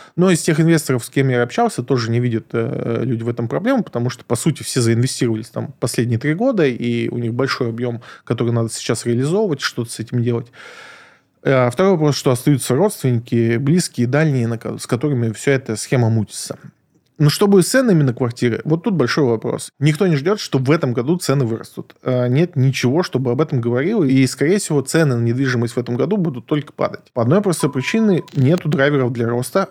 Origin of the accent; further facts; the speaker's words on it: Moscow, Russia; я избалованный москвич